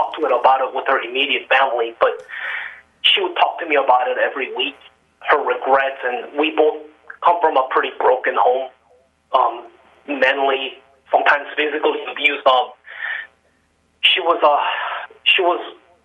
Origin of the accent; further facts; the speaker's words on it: California, United States; now in Alaska, United States; I'm originally from California